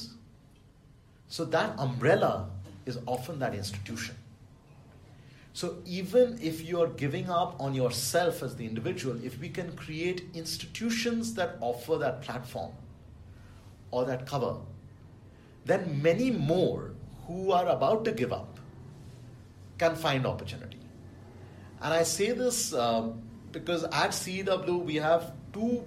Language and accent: English; Delhi, India; I grew up in Delhi